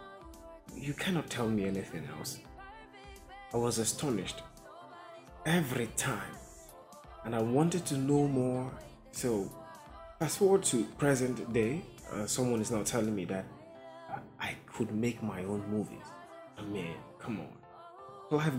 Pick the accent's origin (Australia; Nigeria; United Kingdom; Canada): Nigeria; eastern Nigeria; I'm Nigerian, and I'm from the East Side, the Eastern Heartland to be precise